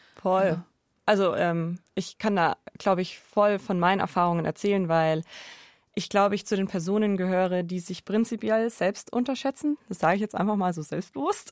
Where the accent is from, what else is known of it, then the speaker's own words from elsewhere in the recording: Allgäu, Bavaria, Germany; Ich bin im Allgäu aufgewachsen